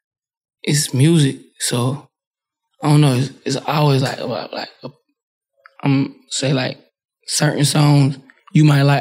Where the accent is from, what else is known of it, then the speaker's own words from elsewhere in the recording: New Orleans, Louisiana, United States; Quill and them facts, and I'm from New Orleans.